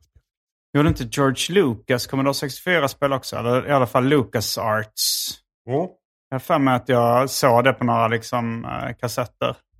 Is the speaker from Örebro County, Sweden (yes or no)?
no; Hjärup, Skåne, Sweden; i Hjärup där jag växte upp